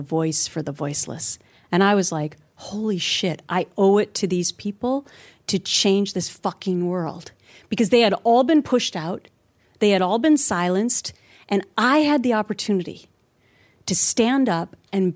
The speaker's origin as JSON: {"language": "English", "region": "Minnesota", "country": "United States", "tie": "born or raised there", "also_born_or_lived": "New York City", "moved": "as an adult", "said": "I grew up in Minnesota"}